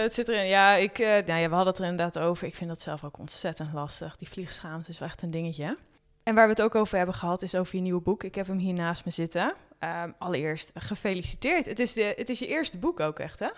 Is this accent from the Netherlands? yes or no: yes; Netherlands; als Nederlander